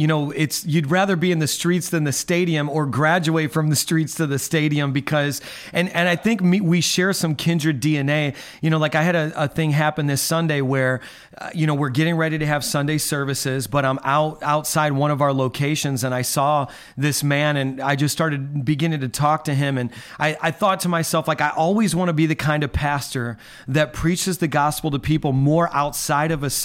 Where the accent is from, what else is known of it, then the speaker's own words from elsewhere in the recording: Midwest, United States; now in New York, United States; I'm a New York City pastor, New York and Long Island, but I'm from the Midwest. I'm not faking anyone out with my accent